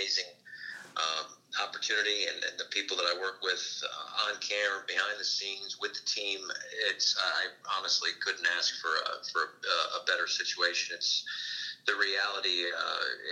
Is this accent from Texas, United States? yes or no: no; Connecticut, United States; my home state of Connecticut